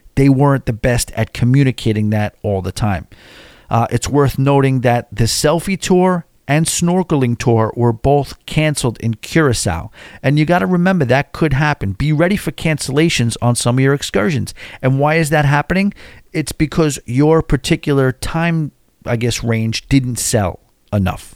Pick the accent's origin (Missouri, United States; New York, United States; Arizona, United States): New York, United States; New York City; I'm from New York City